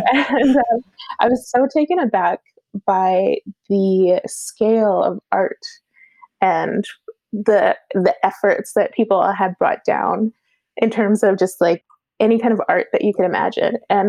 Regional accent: Williams Lake, British Columbia, Canada; born there; also born or lived in Chetwynd / Canmore / Calgary; So I was born in Williams Lake, UC, and then I moved up north to Chetwynd and spent some time there. And then I moved over to Alberta, and I was actually in Canmore and in Calgary.

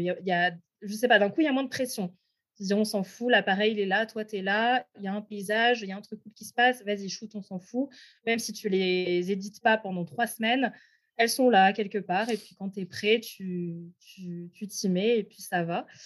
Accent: France; moved away as an adult; also born or lived in Quebec / Alberta; now in Canada; chez moi en France

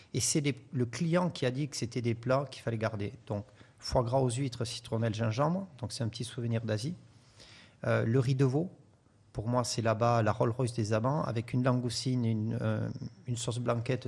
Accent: France; je suis issu des Pyrénées

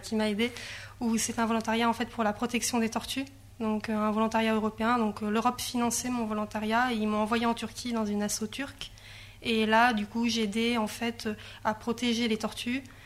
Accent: Grenoble, Auvergne-Rhône-Alpes, France; moved away; j'ai grandi à Grenoble, donc euh, j'étais loin de la mer

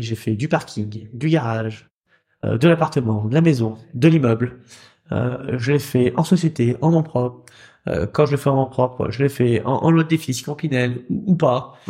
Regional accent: Rouen, Normandy, France; chez nous à Rouen

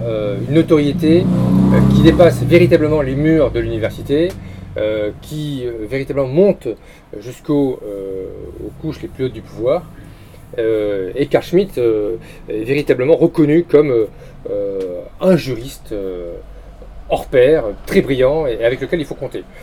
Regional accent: France; nous sommes des Français

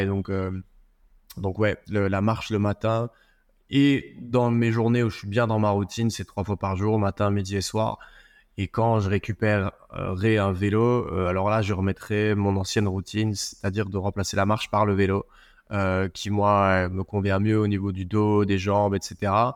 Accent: Belgium; chez nous, en Belgique

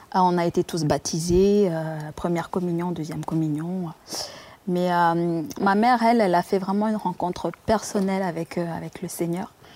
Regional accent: Rwanda; moved away; je suis né au Rwanda, dans la région de Kiangugu

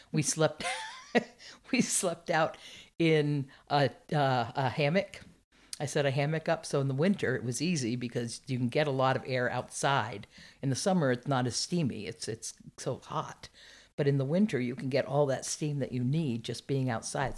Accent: Burlington, Vermont, United States; also born or lived in Underhill, Vermont; I grew up in Vermont.

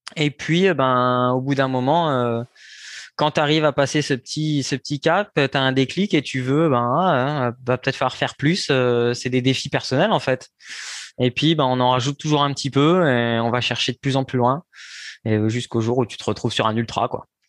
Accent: Saint-Lô, Normandy, France; moved away as an adult; now in Bouffémont, France; je suis né en Normandie, à Saint-Lô, euh, dans la Manche

